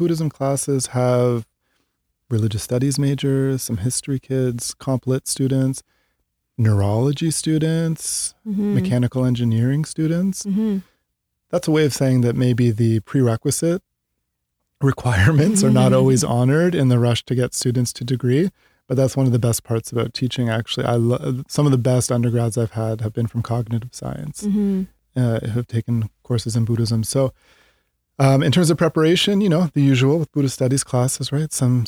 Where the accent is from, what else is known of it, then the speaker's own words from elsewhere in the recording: Ontario, Canada; Growing up in Canada, a few hours outside of Toronto.